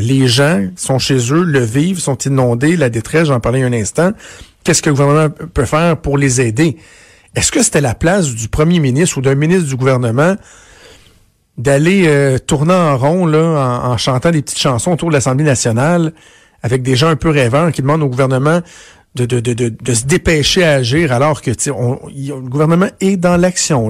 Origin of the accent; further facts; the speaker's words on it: Canada; chez nous, au Canada